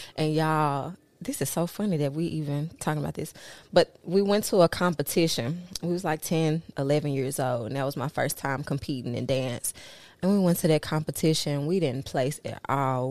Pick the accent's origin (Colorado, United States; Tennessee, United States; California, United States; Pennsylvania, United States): Tennessee, United States; Memphis; moved away as an adult; also born or lived in New Orleans, Louisiana; I went to school through high school in Memphis